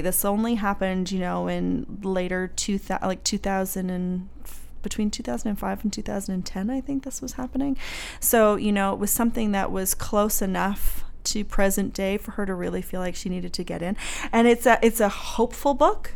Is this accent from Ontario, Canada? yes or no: no; Halifax, Nova Scotia, Canada; I'm from Halifax